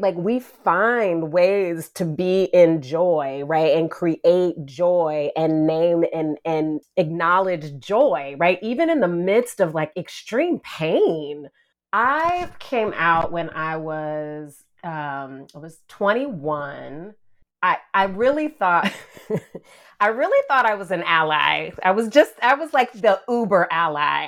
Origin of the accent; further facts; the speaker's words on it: the South, United States; I identify as a Southerner